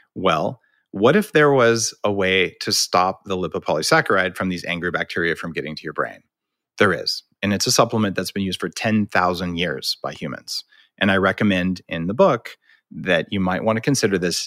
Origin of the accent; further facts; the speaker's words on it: New Mexico, United States; I grew up in New Mexico eating green chili